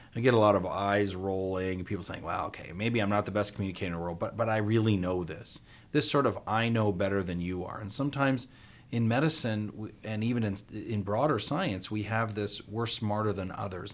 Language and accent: English; Canada; I was born here in North America and Canada.